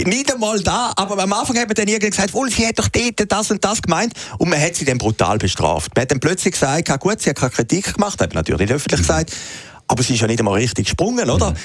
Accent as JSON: {"language": "German", "country": "Switzerland", "said": "als Schweizer"}